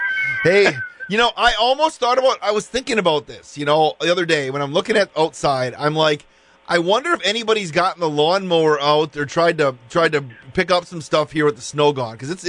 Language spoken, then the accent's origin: English; Wisconsin Rapids, Wisconsin, United States; I grew up in Wisconsin Rapids.